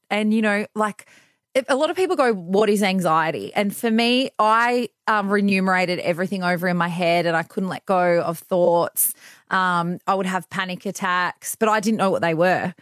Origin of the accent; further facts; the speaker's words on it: Bathurst, New South Wales, Australia; moved away as an adult; also born or lived in London; now in Perth, Australia; I grew up in New South Wales in a place called Bathurst